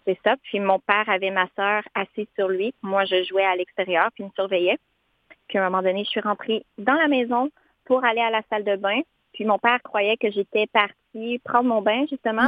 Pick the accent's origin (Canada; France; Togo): Canada; Montmagny, Quebec; moved away as an adult; je viens d'un petit peu plus loin, là, hmm. vers Rivière-du-Loup. J'habite dans la région de Montmagny